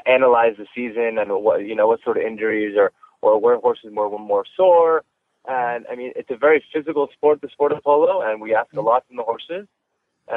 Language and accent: English; Wellington, Florida, United States; born or raised there